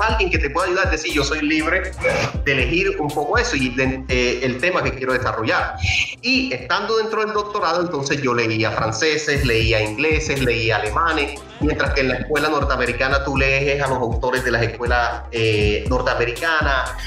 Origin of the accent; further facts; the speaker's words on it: Cartagena, Bolívar, Colombia; moved away as an adult; also born or lived in Bogotá; yo nací en barrios populares en Cartagena